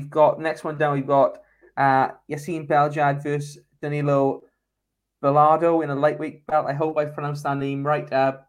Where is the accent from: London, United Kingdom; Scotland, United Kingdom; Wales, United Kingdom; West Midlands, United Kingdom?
Wales, United Kingdom; I'm as a Welsh guy, a Welsh fan